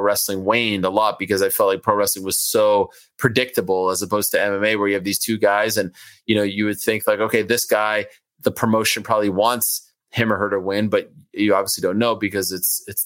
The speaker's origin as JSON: {"language": "English", "town": "Montreal", "region": "Quebec", "country": "Canada", "tie": "born or raised there", "also_born_or_lived": "Syracuse", "first_language": "French", "second_language": "English", "moved": "as an adult", "lives_now": "New York City, United States", "said": "I grew up in Montreal, Jewish community"}